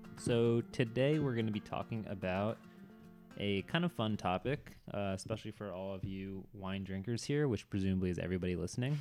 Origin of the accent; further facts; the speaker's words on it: Boston, Massachusetts, United States; I'm from the Boston area